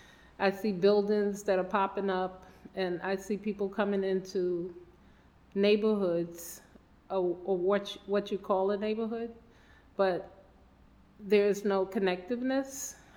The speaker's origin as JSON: {"language": "English", "town": "New York City", "region": "New York", "country": "United States", "tie": "born or raised there", "said": "My Brooklyn story is I was born in Brooklyn on Clifton Place in Brooklyn, New York, and I grew up in Fort Greene, which for the remainder of most of my life, my family still resides there."}